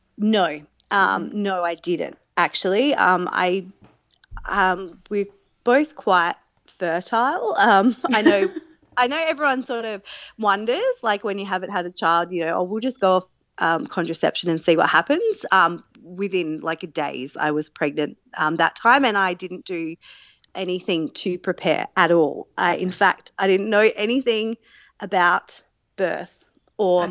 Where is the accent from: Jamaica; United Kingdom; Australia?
Australia; Adelaide, South Australia; moved away as an adult; now in Newcastle, Australia; I am originally from Adelaide, but since 2020, I've been living in Newcastle, New South Wales